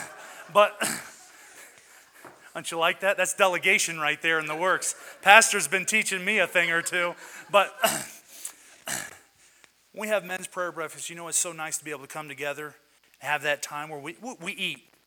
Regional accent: West Virginia, United States; also born or lived in Michigan; now in Colorado, United States; I am from West Virginia. That's my blood, is West Virginia.

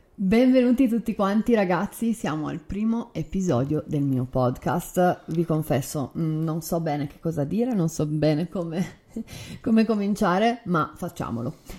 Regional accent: Turin, Piedmont, Italy; io sono nata e cresciuta a Torino nell'anno 1986

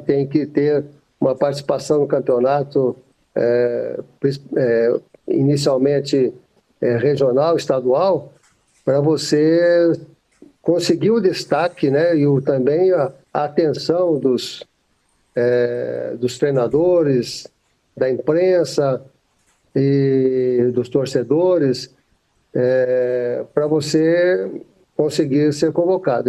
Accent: Monte Sião, Minas Gerais, Brazil; Eu sou do interior de Minas Gerais, da cidade de Monte Sião, divisa de estado aqui com São Paulo

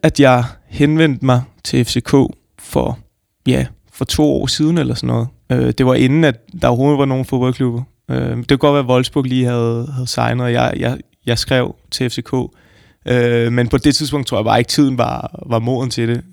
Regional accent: Frederiksberg, Capital Region of Denmark, Denmark; nu er jeg så født og opvokset på Frederiksberg

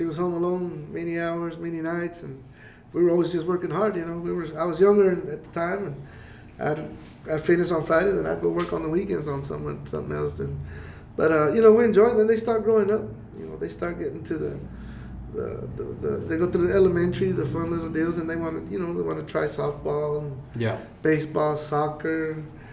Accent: Andrews, Texas, United States; also born or lived in Kansas; we're from Andrews. You know, still from Andrews

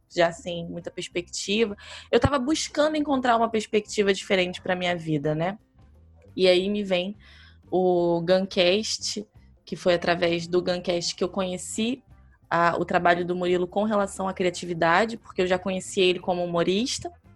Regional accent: Belford Roxo, Rio de Janeiro, Brazil; eu sou de Belfor Roxo, que é município da Baixada Fluminense, no Rio de Janeiro

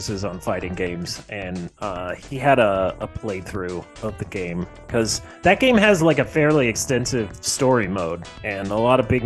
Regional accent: Peoria, Illinois, United States; now in Chicago, United States; the town I grew up in, Peoria, Illinois

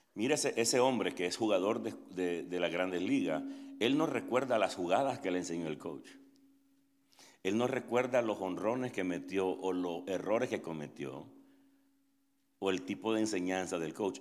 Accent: Nicaragua; now in Atlanta, United States; soy nicaragüense, tengo 27 años de vivir en Estados Unidos

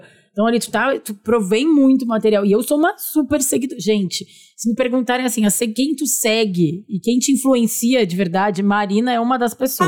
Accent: Porto Alegre, Rio Grande do Sul, Brazil; now in São Paulo, Brazil; Nós também somos gaúchas de Porto Alegre

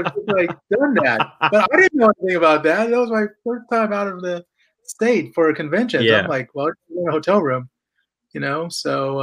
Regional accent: Houston, Texas, United States; moved away as an adult; now in California, United States; I was born and raised in Houston, Texas

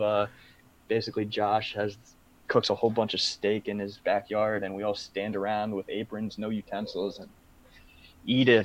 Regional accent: United States; as American Bitcoiners

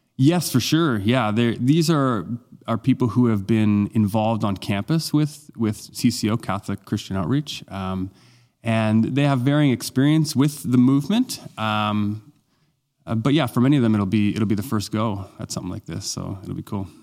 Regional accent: Halifax, Nova Scotia, Canada; I was among about three hundred or so folks that came from my hometown, he, uh, Halifax

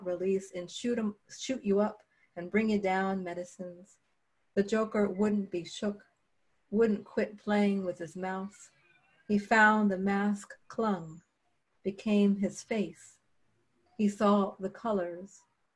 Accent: Philadelphia, Pennsylvania, United States; I'm from Philadelphia

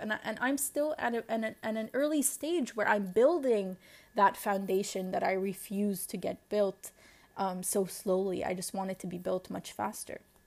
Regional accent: Lebanon; accent: Lebanese; you heard that shift in, in my accent, it will, and then it just became so Lebanese.

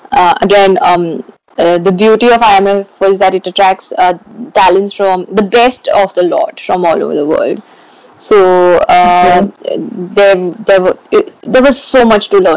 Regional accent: Mumbai, Maharashtra, India; moved away as an adult; I was going from Bombay to Durham.

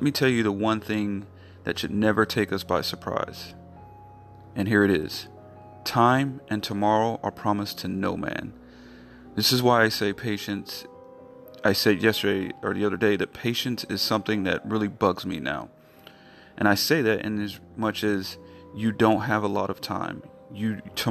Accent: North Carolina, United States; North Carolina, my home state

